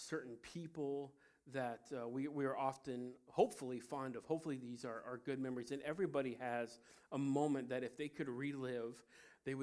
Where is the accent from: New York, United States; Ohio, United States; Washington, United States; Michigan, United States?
Ohio, United States; Cincinnati; I'm from Cincinnati, Ohio, the birthplace of baseball